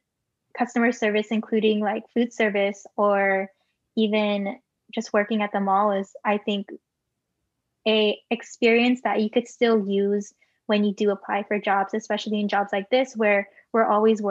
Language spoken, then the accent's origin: English; Bay Area, California, United States; I am a second generation Filipino American born and raised in the Bay Area.